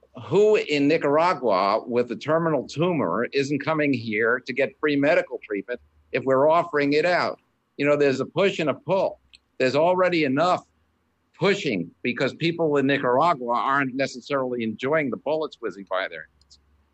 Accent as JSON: {"language": "English", "country": "Canada", "lives_now": "United States", "said": "No, I'm a Canadian. Well, my father was Canadian. My mother was American. I'm American in heart. I love this country."}